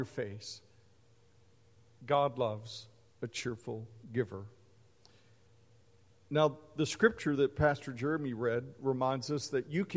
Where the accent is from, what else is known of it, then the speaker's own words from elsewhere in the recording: Mesquite, Texas, United States; as a kid growing up in Mesquite, Texas, near Dallas